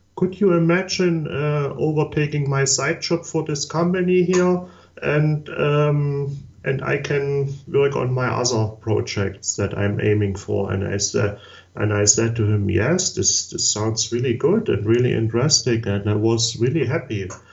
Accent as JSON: {"language": "English", "region": "Saxony", "country": "Germany", "also_born_or_lived": "Chemnitz, Germany", "second_language": "English", "said": "I'm from Southeast Germany. That was the former East Germany part, and I was born in 1977."}